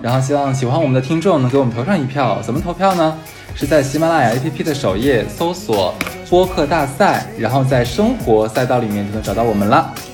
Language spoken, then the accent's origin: Chinese; Harbin, Heilongjiang, China; 我是哈尔滨人，然后在非常了不起的某某某大学毕业